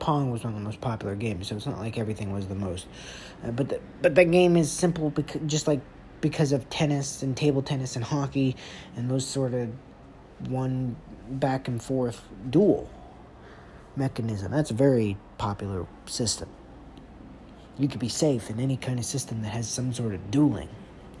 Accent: Atlanta, Georgia, United States; I'm from Atlanta, from the A's

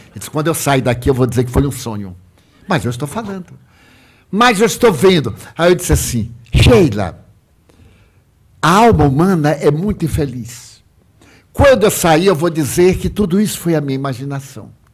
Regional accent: Salvador, Bahia, Brazil; Salvador, a minha cidade natal

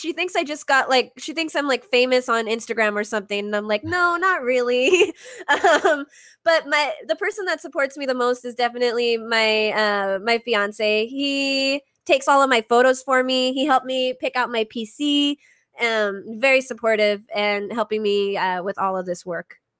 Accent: Arizona, United States; i i grew up in arizona

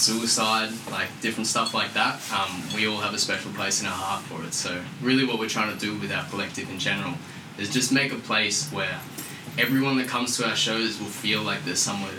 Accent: Sunshine Coast, Queensland, Australia; I'm from fucking Sunny Coast.

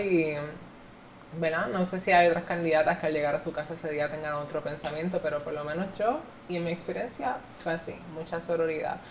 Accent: Puerto Rico; yo estoy ahora mismo haciendo historia en mi país

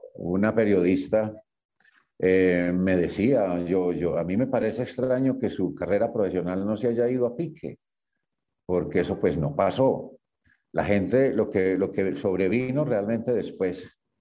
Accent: Yarumal, Antioquia, Colombia; Yo soy de Yarumal, Antioquia. Yo viví allá muy buena parte de mi vida, mi infancia toda.

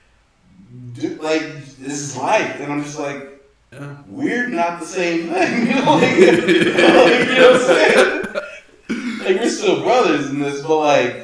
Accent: Atlanta, Georgia, United States; growing up in Atlanta, where there's black people everywhere

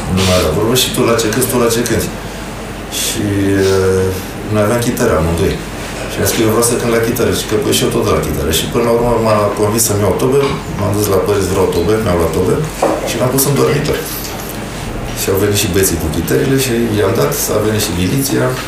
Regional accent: Bucharest, Romania; moved away as an adult; now in Sweden; acolo am copilărit, acolo am crescut și noi cântăm despre București uh, în general, dar despre Sălăjean în particular, pentru că noi eram băieții din Sălăjean. Am crescut în Sălăjean

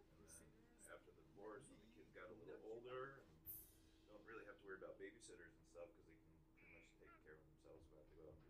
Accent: New York, United States; moved away as an adult; now in Phoenix, United States; when I grew up in New York, so I was in a bunch of bands out there when I was younger.

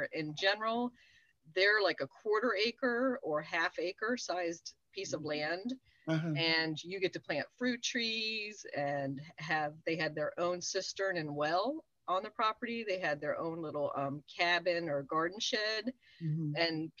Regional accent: Nuremberg, Bavaria, Germany; born there; I was born in Nuremberg, and I was an army brat.

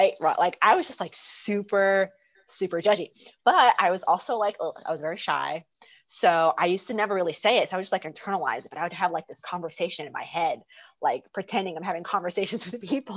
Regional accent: South New Jersey, United States; moved away as an adult; now in France; I'm from South New Jersey, and I moved to France, to Europe 12 years ago.

